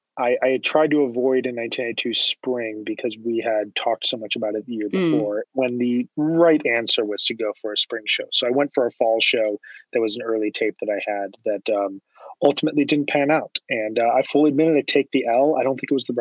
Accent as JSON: {"language": "English", "area": "hometown near Chicago", "region": "Illinois", "country": "United States", "tie": "born or raised there", "said": "I returned to my hometown on July 21st, 2014. And I started looking for a job and looking to move either downtown Chicago or outside of Chicago."}